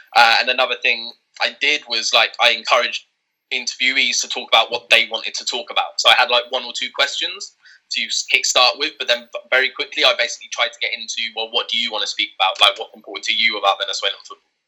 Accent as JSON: {"language": "English", "region": "England", "country": "United Kingdom", "tie": "born or raised there", "said": "born and raised in England"}